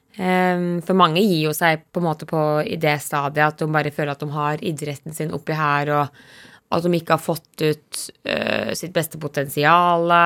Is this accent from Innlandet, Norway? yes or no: yes; Dalsbygda, Innlandet, Norway; fra gården hjemme i Dalsbygda